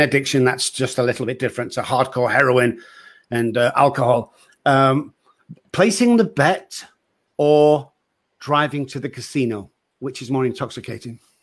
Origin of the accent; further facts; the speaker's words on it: England, United Kingdom; moved away; I'm English, I'm like, "Where are you from?" And, uh, I say, "England."